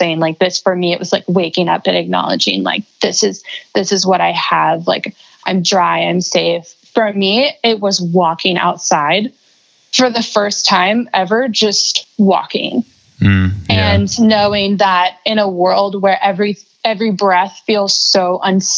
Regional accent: Florida, United States; I grew up in Florida, so like lots of ocean themed memories

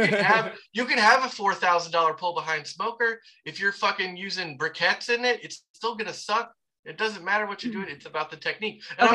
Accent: the South, United States; I am from the South.

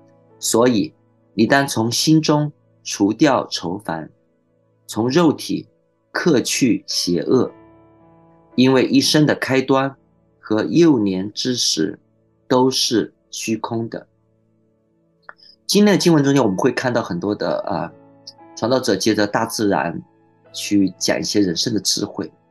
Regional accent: China; 所以，我们中国人有句呃很有智慧的话，叫做“天有不测风云，人有旦夕祸福”。

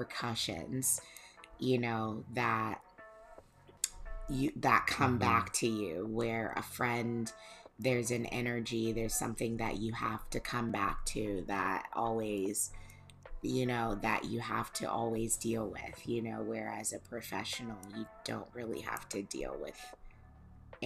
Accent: Fort Myers, Florida, United States; moved away; where we grew up in Fort Myers, Florida.

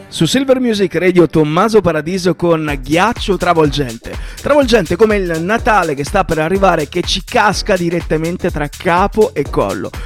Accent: Southern Italy, Italy; da buon terrone quale io sono

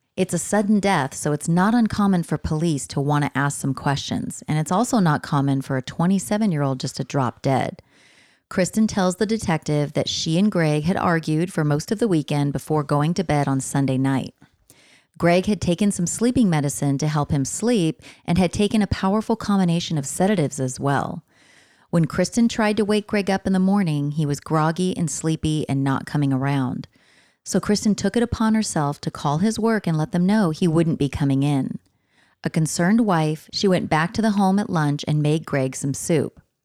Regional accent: San Diego area, California, United States; these places are in my hometown already

